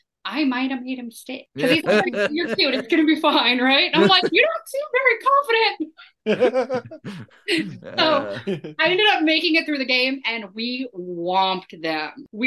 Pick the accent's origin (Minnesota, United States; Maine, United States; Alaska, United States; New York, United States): Minnesota, United States; I'm from Minnesota.